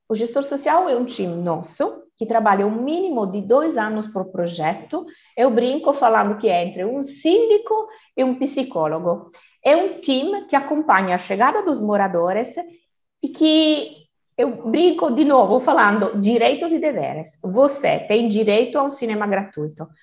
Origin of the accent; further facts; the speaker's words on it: Turin, Piedmont, Italy; Portuguese is a second language; moved away as an adult; now in Brazil; italiana de Turim, norte da Itália